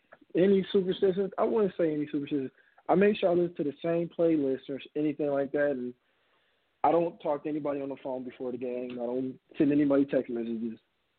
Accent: Ohio, United States; Well, I'm originally from Ohio, but my father's in the Navy, so we have to move every 2 to 4 years.

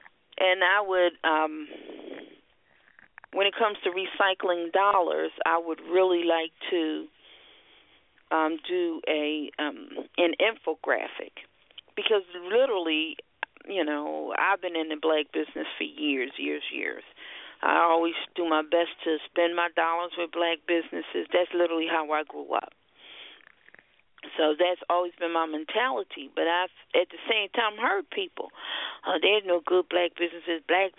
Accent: Philadelphia, Pennsylvania, United States; The Philadelphia Art Museum, I'm from Philadelphia, very well known.

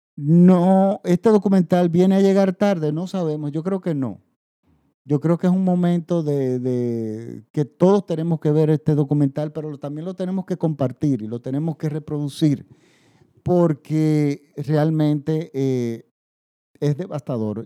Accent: Dominican Republic

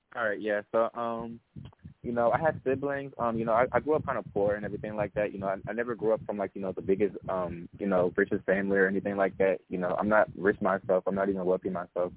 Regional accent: Charlotte, North Carolina, United States; I was um raised and born in Charlotte, North Carolina

